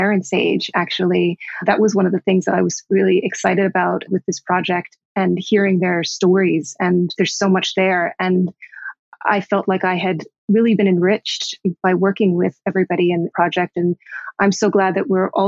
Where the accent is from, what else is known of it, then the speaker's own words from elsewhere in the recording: Miami, Florida, United States; now in New York, United States; I'm an East Coaster, I'm from Miami, but have lived in New York for 20 some years.